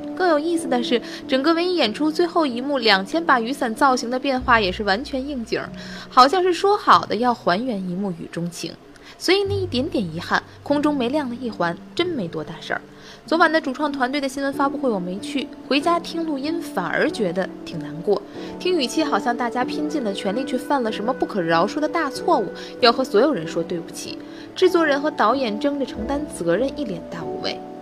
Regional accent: Tianjin, China; 我的家乡啊，号称格儿都，口头语儿是骂钱不钱的

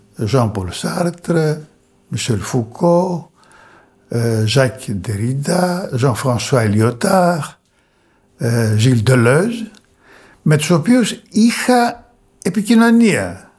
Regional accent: Thessaloniki, Central Macedonia, Greece; also born or lived in Pieria / Burgundy, France / Paris, France; Προέρχομαι από την Πιερία σε ό,τι αφορά τη γέννησή μου, αλλά μεγάλωσα ε, στη Θεσσαλονίκη

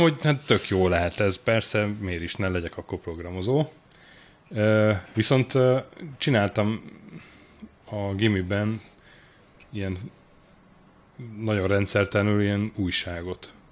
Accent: Sopron, Győr-Moson-Sopron, Hungary; én Sopronban születtem, és ott nőttem fel

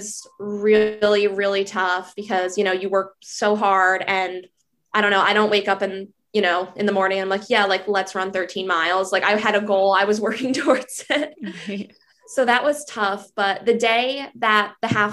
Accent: New Jersey, United States; I am from New Jersey.

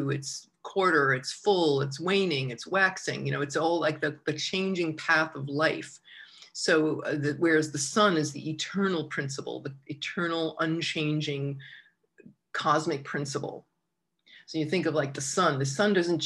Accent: Long Island, New York, United States; growing up on Long Island

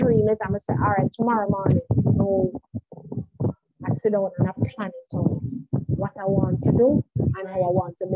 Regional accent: Jamaica; I'm from Jamaica

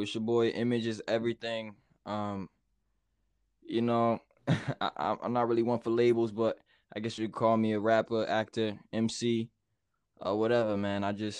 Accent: Baltimore, Maryland, United States; also born or lived in Hampton / Delaware; I was born in Virginia, Hampton, Virginia, and then I lived in Delaware for a bit, and then spent most of my life in Baltimore.

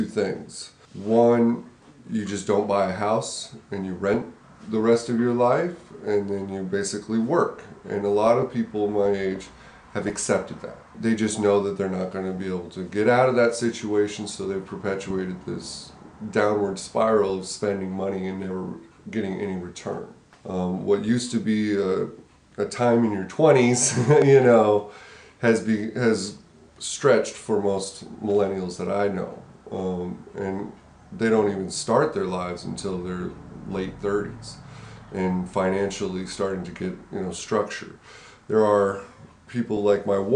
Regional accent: Colorado, United States; moved away as an adult; I grew up in Colorado.

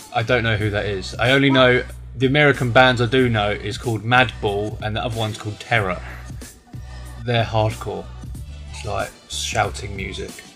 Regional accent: England, United Kingdom; moved away as an adult; now in China; I am from England and I am 22 years old

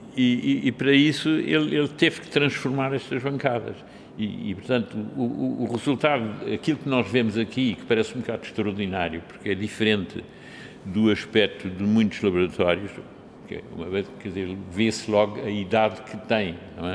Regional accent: Lisbon, Portugal; Eu nasci em Lisboa em 1933 de pais alemães

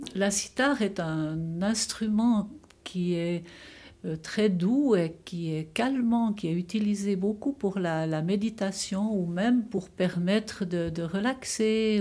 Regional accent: Broc, Fribourg, Switzerland; je suis née à Bro, en Gruyère.

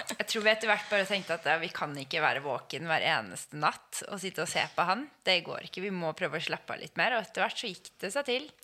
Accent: Oslo, Norway; kommer fra Oslo og bor i Oslo.

